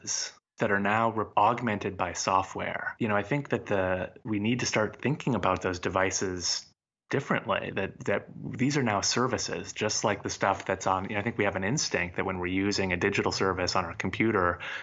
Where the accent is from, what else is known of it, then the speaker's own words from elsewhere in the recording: United States; as an American